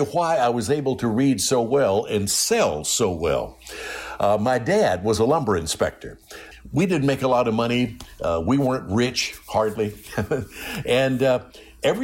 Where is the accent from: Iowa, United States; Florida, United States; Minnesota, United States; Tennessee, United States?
Tennessee, United States; Jackson; moved away; also born or lived in Memphis, Tennessee; a little 250-watt radio station in my hometown, Jackson, Tennessee